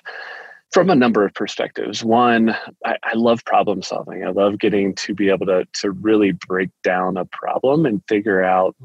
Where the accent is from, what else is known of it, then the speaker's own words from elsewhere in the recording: Cincinnati, Ohio, United States; moved away as an adult; now in Colorado, United States; My wife and I were both born and raised in Cincinnati